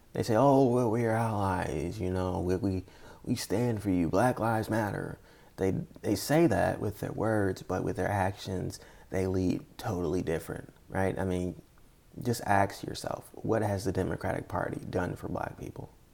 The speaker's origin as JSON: {"language": "English", "country": "United States", "said": "as an American"}